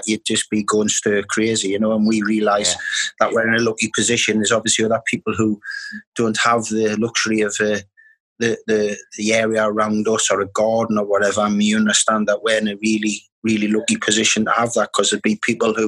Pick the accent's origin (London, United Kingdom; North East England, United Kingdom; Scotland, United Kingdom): North East England, United Kingdom; Newcastle upon Tyne; also born or lived in Wallsend; I was born in Newcastle. I'm born and I was brought up on the banks of the Tyne